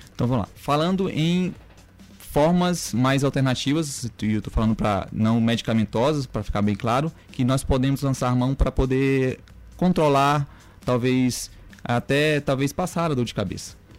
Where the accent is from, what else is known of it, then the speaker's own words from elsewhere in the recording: Maranhão, Brazil; also born or lived in Goiânia, Brazil; eu sou bem maranhense, médico formado aqui na Universidade Federal do Maranhão